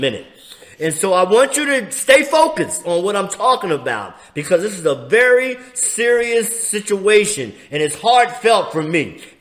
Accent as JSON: {"language": "English", "town": "Philadelphia", "region": "Pennsylvania", "country": "United States", "said": "I'm from Philly"}